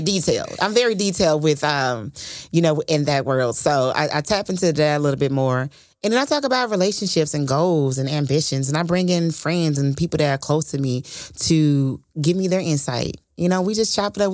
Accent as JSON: {"language": "English", "town": "Fort Worth", "region": "Texas", "country": "United States", "said": "from Fort Worth, Texas"}